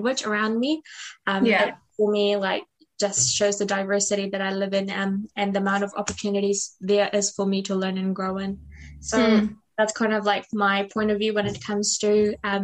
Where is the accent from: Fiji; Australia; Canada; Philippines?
Fiji; now in New Zealand; I'm Fijian Indian. So when I'm on a call with people back at home in Fiji, like my community, I don't feel Fijian Indian enough just because of the number of years I've lived in New Zealand.